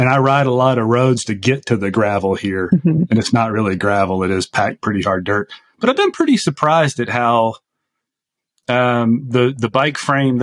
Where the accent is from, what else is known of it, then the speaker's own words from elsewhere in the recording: the South, United States; moved away; I am originally from the South